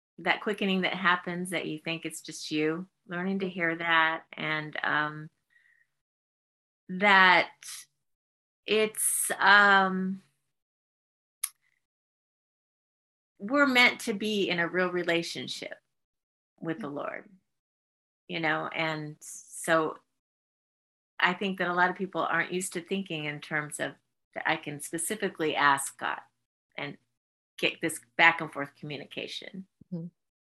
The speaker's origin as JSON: {"language": "English", "town": "San Diego", "region": "California", "country": "United States", "tie": "born or raised there", "moved": "as an adult", "lives_now": "South Carolina, United States", "said": "Born and raised."}